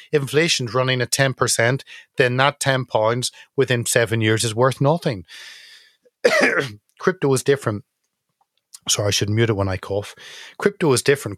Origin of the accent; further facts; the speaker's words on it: Northern Ireland, United Kingdom; as someone from Northern Ireland, 'cause I'm not English